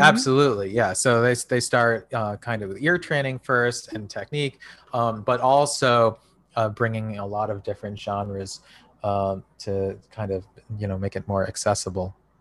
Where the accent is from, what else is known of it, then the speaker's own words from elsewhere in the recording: United States; speaking as an American